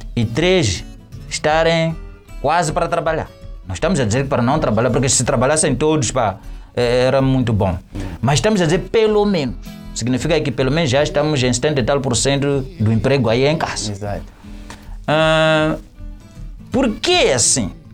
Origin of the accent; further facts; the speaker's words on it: Matutuíne, Maputo, Mozambique; sou de Matutuíne